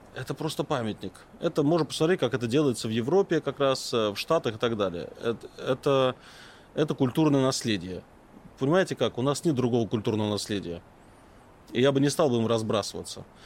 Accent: Moscow, Russia; я, как коренной житель Москвы, а сейчас живу в Москве, но то есть коренной москвич

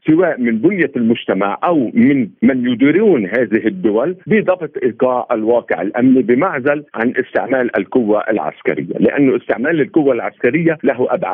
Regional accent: Lebanon; عندنا في لبنان، لبنان لا يوجد مفهوم الدوله الامه، نحن عده شعوب ضمن حي جغرافي ضيق

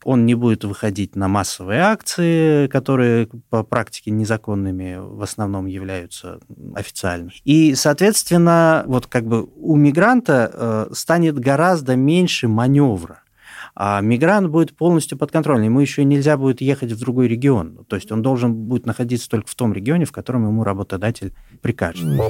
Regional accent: Kazakhstan; moved away as an adult; now in Russia; я тоже трудовой мигрант, я еще не получил гражданство России, я из сам из Казахстана.

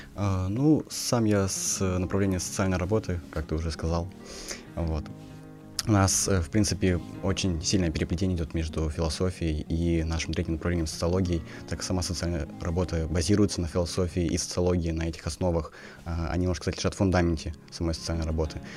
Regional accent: Kazakhstan; moved away as an adult; now in Tomsk, Russia; я сам из Казахстана

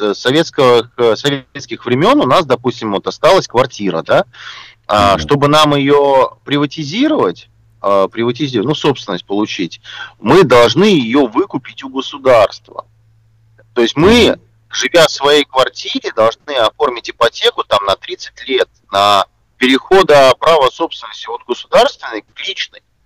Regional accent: Russia; что мы, там из России приехали, да, все-таки у нас э, свои языковые особенности

